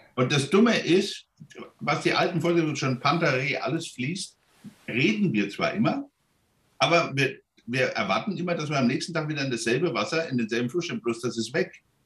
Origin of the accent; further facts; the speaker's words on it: Germany; wir als Deutsche